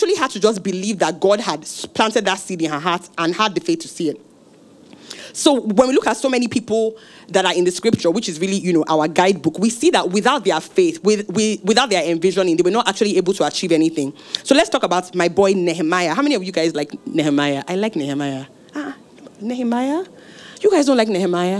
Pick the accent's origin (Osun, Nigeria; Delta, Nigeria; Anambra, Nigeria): Osun, Nigeria; I'm from Osun State, from a village with very red sand.